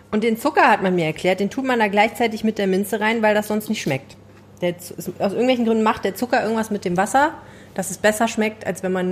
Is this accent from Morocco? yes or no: yes; Morocco; Als Marokkaner muss man das ja so hoch machen und dann möglichst viel fladdern.